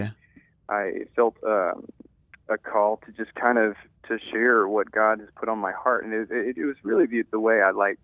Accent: Louisiana, United States; born and raised in a small town, and it's home

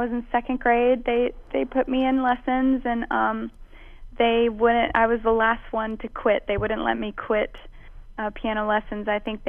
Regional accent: Mobile, Alabama, United States; moved away as an adult; also born or lived in New Orleans, Louisiana; now in Nashville, United States; I'm originally from New Orleans, Louisiana, actually. Yeah. I was born in New Orleans, and both sides of my family are from there. But I grew up in Mobile, Alabama

